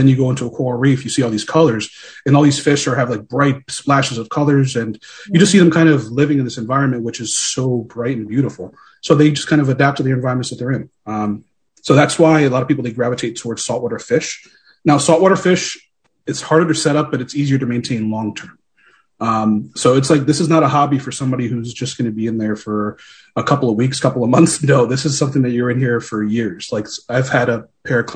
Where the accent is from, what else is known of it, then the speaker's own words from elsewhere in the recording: Philadelphia, Pennsylvania, United States; Born and raised in Philadelphia, but I am Puerto Rican